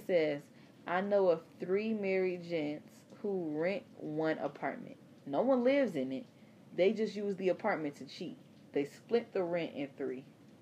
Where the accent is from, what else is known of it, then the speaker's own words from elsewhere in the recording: Chicago, Illinois, United States; I'm from Chicago